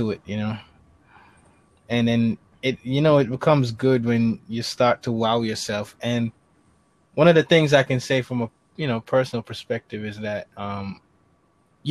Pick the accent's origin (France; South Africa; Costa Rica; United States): United States; New York City, New York; I'm in the Bronx, New York